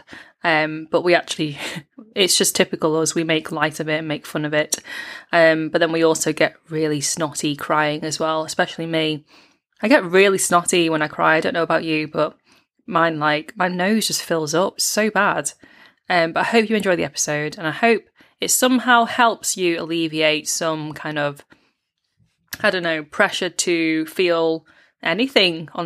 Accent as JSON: {"language": "English", "country": "United Kingdom", "tie": "born or raised there", "said": "being British-born Chinese"}